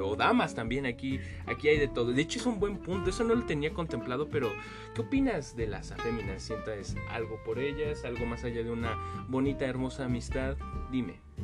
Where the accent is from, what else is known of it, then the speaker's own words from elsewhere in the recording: Mexico; nuestra gran gastronomía que tenemos como mexicanos